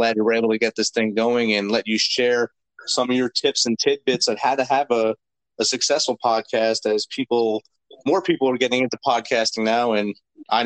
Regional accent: New Jersey, United States; growing up in New Jersey

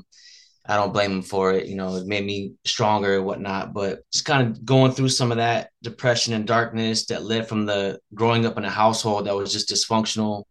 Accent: Las Vegas, Nevada, United States; I was born and raised in Las Vegas

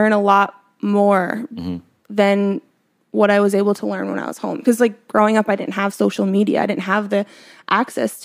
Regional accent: Pennsylvania, United States; moved away as an adult; also born or lived in New York; where I grew up in Pennsylvania too, we didn't have like sneaker stores. It was middle of nowhere

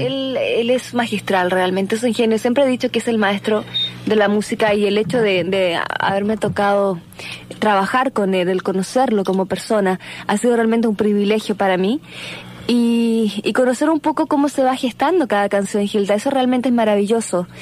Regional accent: Chile; yo vengo de mi país de Chile

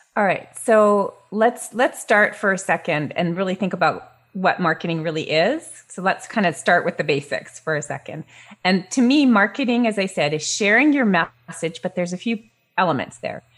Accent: Canada; moved away as an adult; also born or lived in Vietnam; now in United States; I'm from Canada originally. I moved to the States

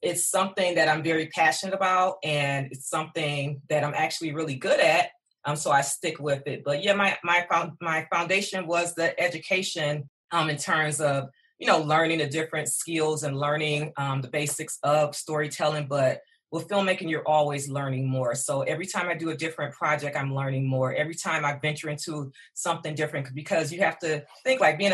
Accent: Detroit, Michigan, United States; I am born and raised in Detroit

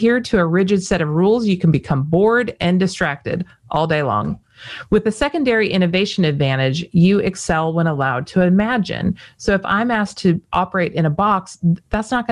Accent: Las Vegas, Nevada, United States; I was born in Las Vegas

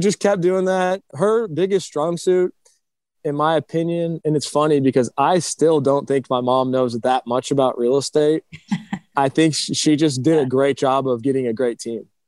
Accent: Round Rock, Texas, United States; also born or lived in Cleveland, Ohio; I was born in Cleveland. I moved to Round Rock, Texas, just north of Austin when I was three years old

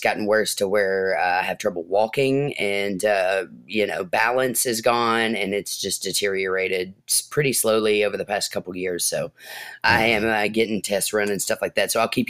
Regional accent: Adair County, Kentucky, United States; I come from Adair County, which is known in Kentucky to be, have one of the best marching bands in the state

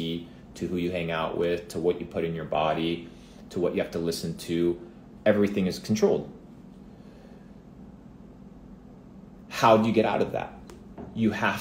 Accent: Argentina; moved away; I come from Argentina

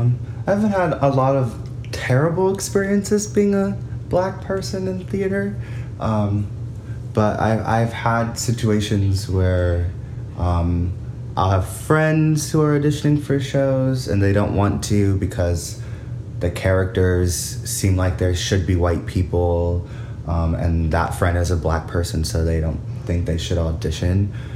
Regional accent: Georgia, United States; born there; Okay, so I was born in Georgia. Was part of a military family, so we moved around a lot.

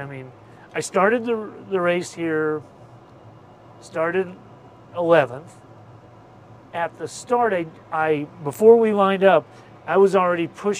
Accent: St. Louis, Missouri, United States; St. Louis.

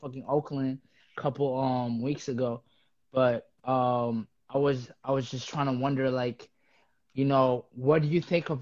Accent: Uganda; also born or lived in East Coast, United States; now in United States; I'm from Uganda

